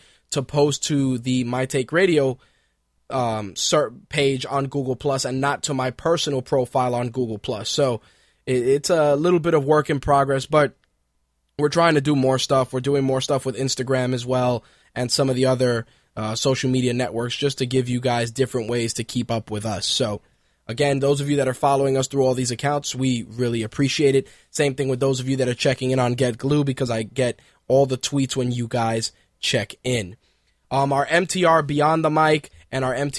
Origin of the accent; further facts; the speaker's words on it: New York City, New York, United States; also born or lived in Queens, New York / Manhattan, New York; I was born in one part of New York, that being the Bronx. I lived in the Bronx till I was about 14